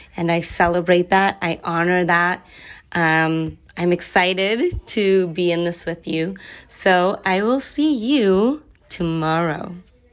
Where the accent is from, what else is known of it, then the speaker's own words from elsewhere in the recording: Los Angeles, California, United States; also born or lived in San Francisco / high desert, Southern California; I am born and raised in Los Angeles